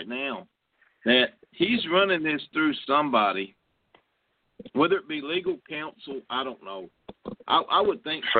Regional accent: Kentucky, United States; I was born in Kentucky

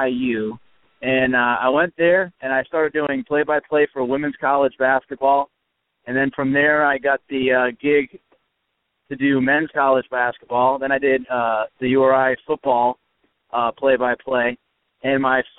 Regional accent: Northeast, United States; I grew up in the Northeast

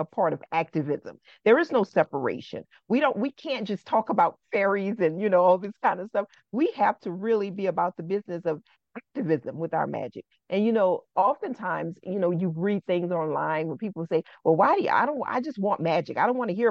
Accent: New Orleans, Louisiana, United States; growing up in New Orleans, on both sides of my family

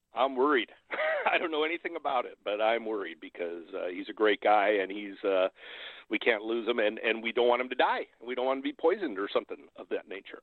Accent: Hawaii, United States; I grew up in, uh, I grew up in Hawaii. I'm a fourth generation there.

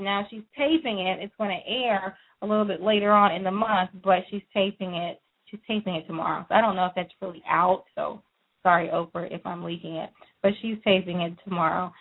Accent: Texas, United States; also born or lived in Louisiana; I was not born in Texas, but I was raised in Texas, and so I will continue to call it our state.

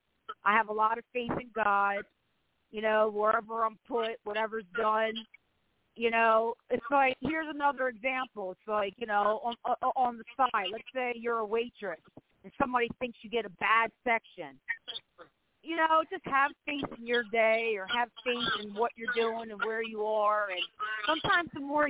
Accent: Baltimore, Maryland, United States; I'm from Baltimore

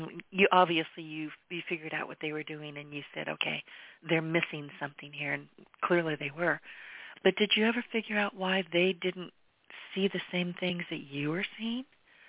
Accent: California, United States; I was born and raised in California. I've been here in southwest Louisiana largely most of my life.

